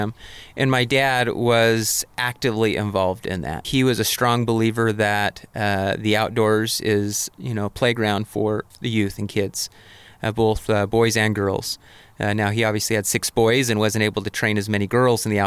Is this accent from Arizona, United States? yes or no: yes; Mesa, Arizona, United States; also born or lived in Portland; I grew up in Mesa, Arizona, which is a suburb of Phoenix.